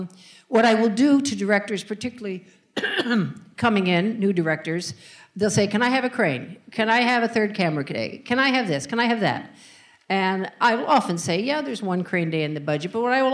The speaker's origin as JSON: {"language": "English", "region": "Northern California", "country": "United States", "tie": "born or raised there", "moved": "as an adult", "lives_now": "New York, United States", "said": "I grew up in Northern California, went to UC Berkeley"}